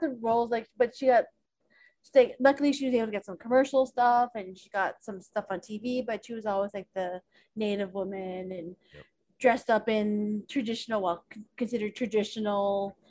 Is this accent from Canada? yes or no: yes; Toronto, Ontario, Canada; She was involved in the arts, Indigenous art scene here in Toronto. And just seeing, growing up